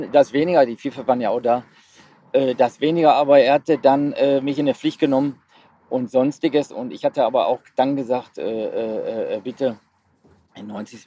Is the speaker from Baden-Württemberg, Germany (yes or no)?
no; Essen, North Rhine-Westphalia, Germany; ich bin ein, oder wir sind waschechte ne, Essener.